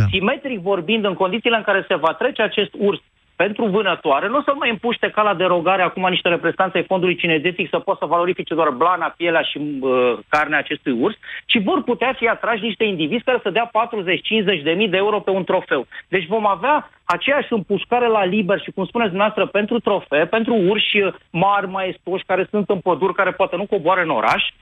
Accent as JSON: {"language": "Romanian", "town": "Brașov", "region": "Brașov County", "country": "Romania", "said": "sunt din Brașov, nu vorbesc prostii. Sunt în cartierul Răcădău"}